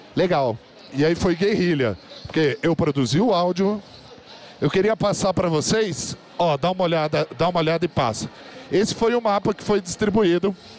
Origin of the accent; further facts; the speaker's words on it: São José dos Campos, São Paulo, Brazil; sou natural da cidade de São José dos Campos, que é um polo de tecnologia no interior de São Paulo, no Vale do Paraíba